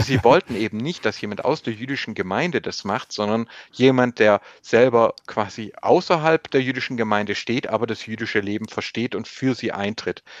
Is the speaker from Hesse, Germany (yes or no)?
no; Swabia, Baden-Württemberg, Germany; als Schwabe